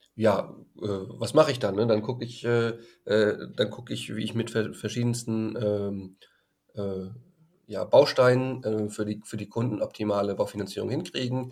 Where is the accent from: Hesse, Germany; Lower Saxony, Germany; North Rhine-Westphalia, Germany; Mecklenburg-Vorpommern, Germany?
Hesse, Germany; Frankfurt; in Frankfurt, wo ich herkomme